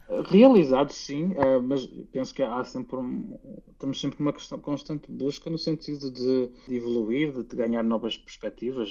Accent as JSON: {"language": "Portuguese", "country": "Portugal", "also_born_or_lived": "Finland", "moved": "as an adult", "lives_now": "Helsinki, Finland", "said": "nós bem sabemos como portugueses"}